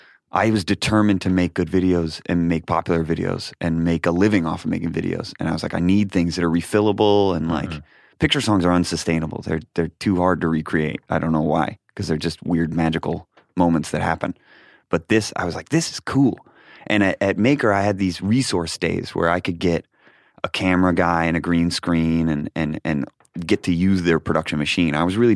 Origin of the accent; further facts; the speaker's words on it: Rochester, New York, United States; I was born in Rochester, New York.